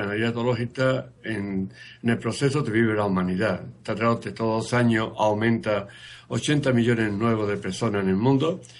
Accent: Marchena, Andalusia, Spain; yo soy un andaluz de Machena.

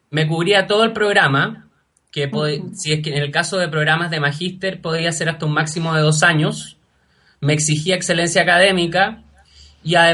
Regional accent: Chile; moved away as an adult; me fui fuera de Chile a estudiar inglés. Primero traté en Chile, pero no pude

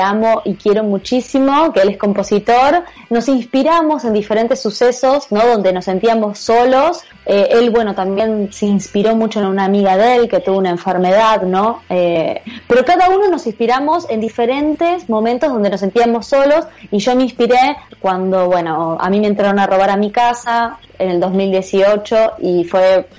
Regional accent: Argentina; mi país, donde yo nací, que es Argentina

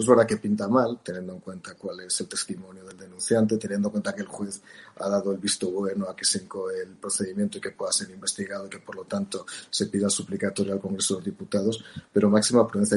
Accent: Spain

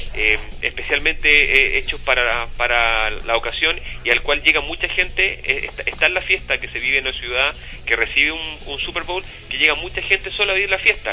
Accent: Chuquicamata, Antofagasta, Chile; also born or lived in Illinois, United States; yo me crié en Chuquicamata

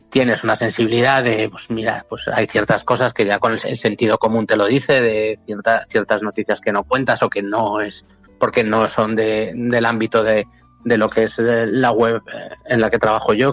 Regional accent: Madrid, Community of Madrid, Spain; soy de Madrid de toda la vida

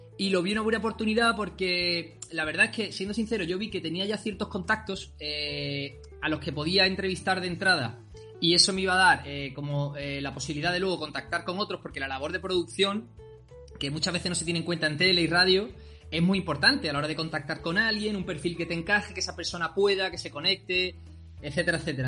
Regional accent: El Puerto de Santa María, Andalusia, Spain; also born or lived in Seville; yo soy del puerto de Santa María, de Cádiz, pero yo he vivido en Sevilla, nací en Sevilla, de hecho, aunque luego me fui ya de chiquitito

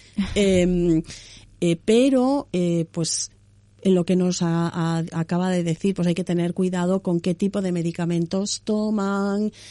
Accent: Galicia, Spain; yo soy gallega

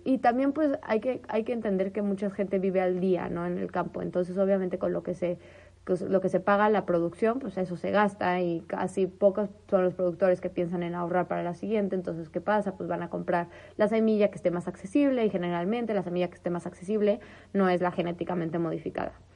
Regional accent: northern Mexico, Mexico; en el norte y en el centro de donde yo soy, eh, o sea, árido, árido

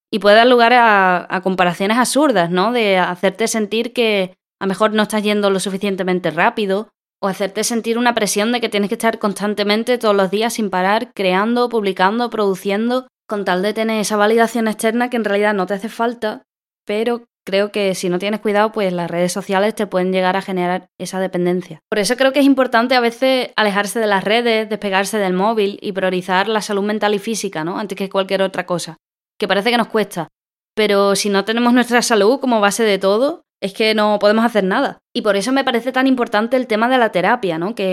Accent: Andalusia, Spain; Soy japonesa, inglesa y andaluza también

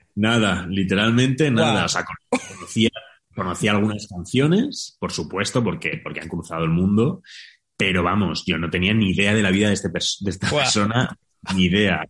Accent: Spain; also born or lived in Mexico; quedarme un poquito en España, necesito plantar un poquito de raíz aquí en mi país

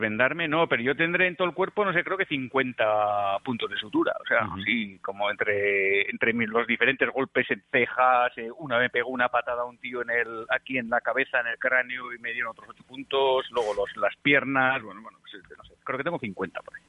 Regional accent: Mondragón, Basque Country, Spain; Chosa es de mi pueblo, es de, de Mondragón.

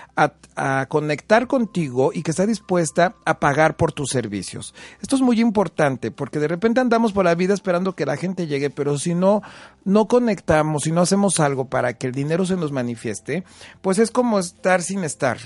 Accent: Huamantla, Tlaxcala, Mexico; now in Puebla, Mexico; soy originario de Guamante, Tlaxcala, un pueblo mágico hermoso

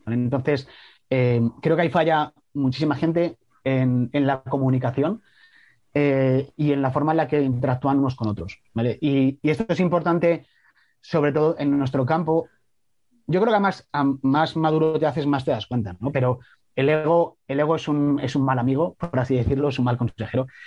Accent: Salamanca, Castile and León, Spain; yo soy de Salamanca

